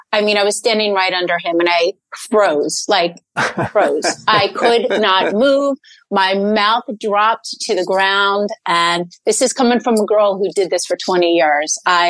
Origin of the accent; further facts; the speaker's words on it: New City, New York, United States; I grew up in New City, New York, which is in Rockland County, New York.